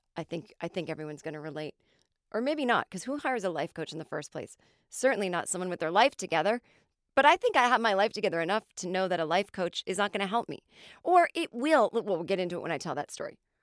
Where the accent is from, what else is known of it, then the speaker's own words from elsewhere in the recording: Los Angeles, California, United States; accent: American; also born or lived in New York; my hometown of L